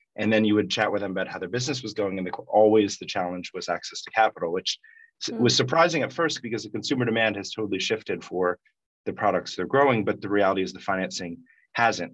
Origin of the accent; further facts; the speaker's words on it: Washington, District of Columbia, United States; I grew up in Washington, D.C., but always kept those ties